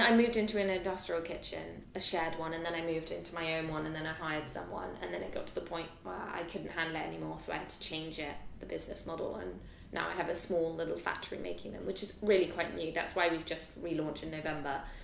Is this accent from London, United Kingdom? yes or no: yes; London, United Kingdom; I'm a Londoner